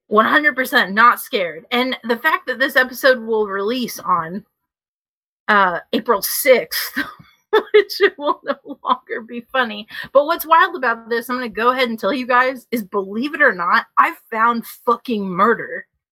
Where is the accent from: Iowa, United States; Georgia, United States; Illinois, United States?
Illinois, United States; Chicago; moved away; also born or lived in Tennessee; me actually being from Chicago